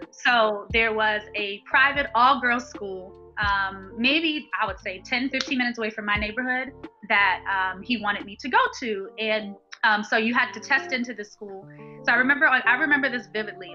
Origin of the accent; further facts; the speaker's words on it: Baltimore, Maryland, United States; I'm born and raised in Baltimore, Maryland